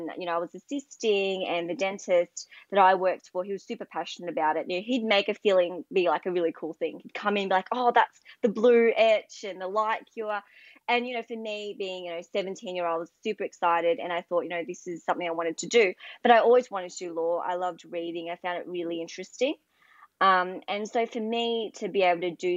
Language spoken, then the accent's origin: English; Melbourne, Victoria, Australia; also born or lived in Cairns, Queensland; I'm from Melbourne